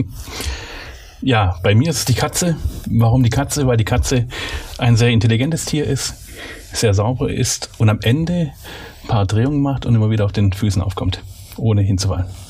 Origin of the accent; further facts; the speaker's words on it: Swabia, Baden-Württemberg, Germany; accent: Swabian; ich bin Schwabe, in Schwabenland geboren und aufgewachsen.